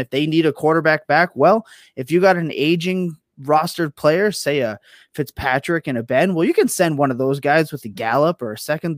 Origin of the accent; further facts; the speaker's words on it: Canada; I am Canadian